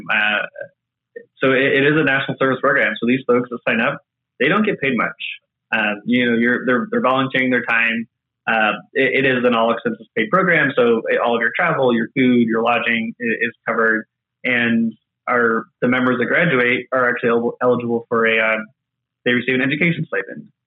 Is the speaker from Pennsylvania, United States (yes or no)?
no; just south of Charlotte, North Carolina, United States; moved away; also born or lived in Indiana; I grew up in the Carolinas